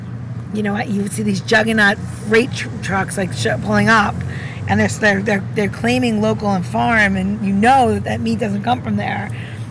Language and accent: English; New York, United States; I'm from New York